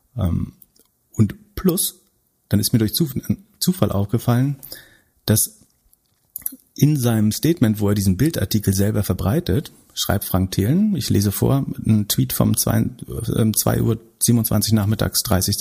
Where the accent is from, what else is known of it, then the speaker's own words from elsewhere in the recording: Greifswald, Mecklenburg-Vorpommern, Germany; aus meiner Heimatstadt Greifswald